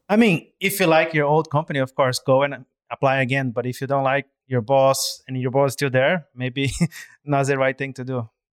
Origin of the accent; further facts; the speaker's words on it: Brazil; moved away as an adult; now in Hong Kong; I'm originally from Brazil, and I've been in Hong Kong for, uh, slightly over eight years now